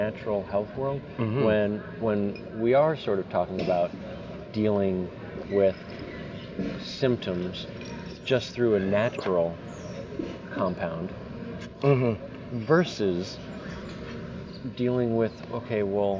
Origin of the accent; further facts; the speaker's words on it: Colorado, United States; I'm from Colorado